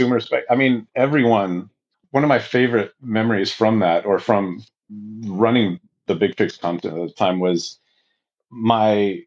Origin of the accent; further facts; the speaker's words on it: Bay Area, California, United States; also born or lived in San Diego; I came back up to the Bay Area. I'm from the Bay Area